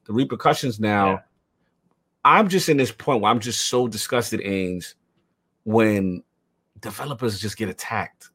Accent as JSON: {"language": "English", "town": "New York City", "region": "New York", "country": "United States", "said": "I'm from the South Bronx."}